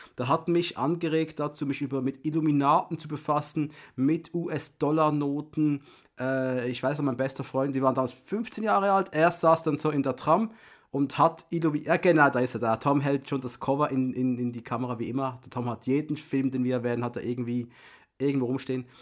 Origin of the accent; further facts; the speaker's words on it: Switzerland; ich bin Schweizer